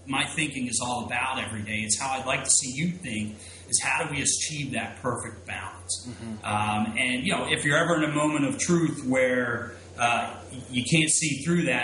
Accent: Philadelphia, Pennsylvania, United States; I'm going to stay here in my backyard, my hometown of Philadelphia

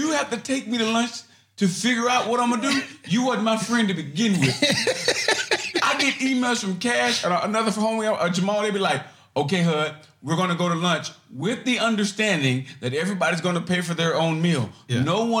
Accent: Chicago, Illinois, United States; also born or lived in Miami, Florida; You know, I'm from Chicago, I'm from Miami.

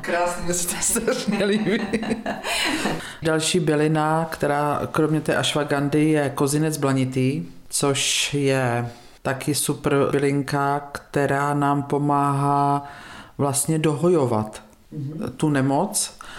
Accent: Vortová, Pardubice Region, Czechia; now in Bítovany, Czechia; pocházím ze statku z Vortové na Hlinecku, kde jsme byli na konci vesnice

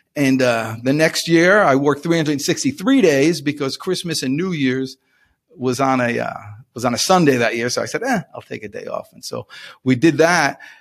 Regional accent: New Jersey, United States; I'm from New Jersey.

